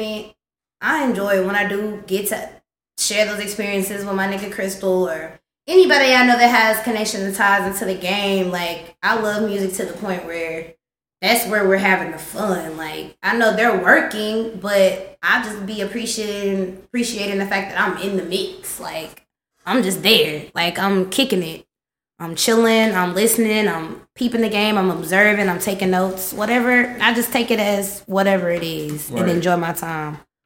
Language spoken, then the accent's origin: English; Texas, United States; I live here. Like, I'm from Texas